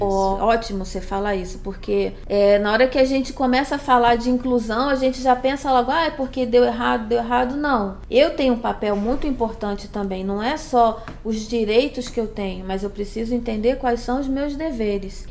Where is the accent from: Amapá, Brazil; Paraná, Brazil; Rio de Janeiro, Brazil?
Rio de Janeiro, Brazil; moved away as an adult; now in São Paulo, Brazil; eu sou carioca